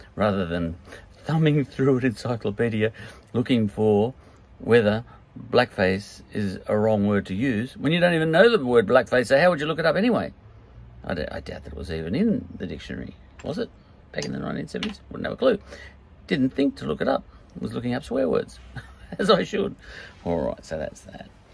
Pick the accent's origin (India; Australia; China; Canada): Australia; I come from Australia